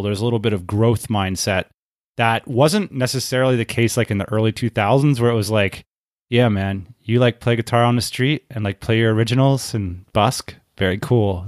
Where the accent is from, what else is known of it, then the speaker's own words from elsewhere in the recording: United States; moved away; as an American